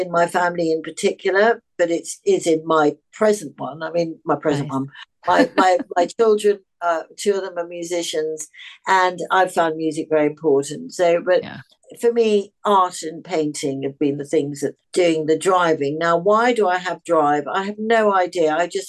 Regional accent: Australia; born there; also born or lived in England / Africa / Europe; I was born in Australia and I've travelled a lot.

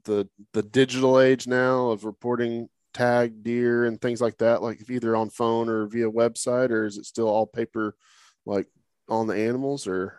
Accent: Oklahoma, United States; moved away as an adult; now in Texas, United States; growing up in Oklahoma

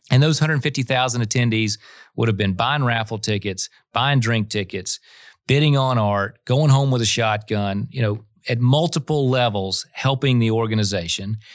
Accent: Florida, United States; Florida, my home state

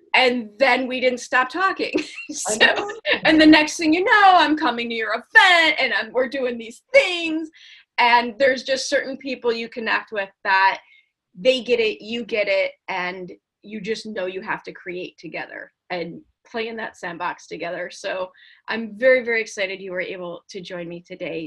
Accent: Chicago, Illinois, United States; So I grew up in Chicago

